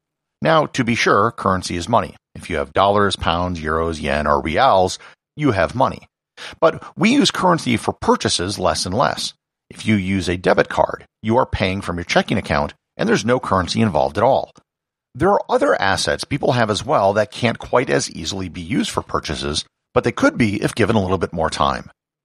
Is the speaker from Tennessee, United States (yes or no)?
no; New Mexico, United States; There are many wonderful things for people to learn about my home state of New Mexico